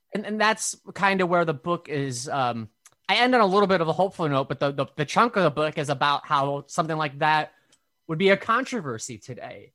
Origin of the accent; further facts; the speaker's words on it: Brainard, Nebraska, United States; moved away as an adult; now in Brooklyn, United States; I'm from Brainerd, Nebraska